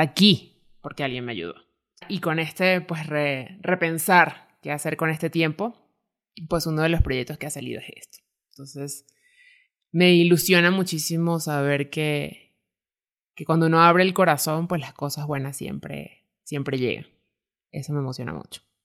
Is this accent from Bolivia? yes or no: no; Venezuela; moved away as an adult; now in Mexico City, Mexico; soy venezolana